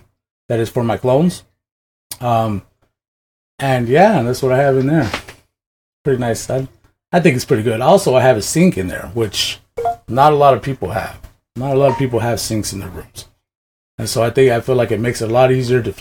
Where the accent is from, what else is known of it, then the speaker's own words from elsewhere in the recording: Washington, United States; I'm originally from Washington